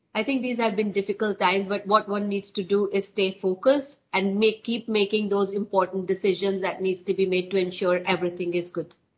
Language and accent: English; India; moved away as an adult; also born or lived in west of Scotland; now in United Kingdom; I'm born and brought up in India, so I did my education in India as well.